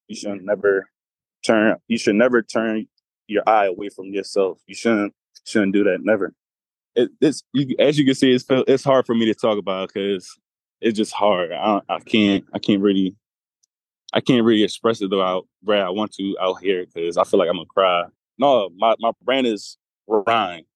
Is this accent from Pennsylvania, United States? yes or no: yes; Philadelphia, Pennsylvania, United States; I'm from Philadelphia, P A.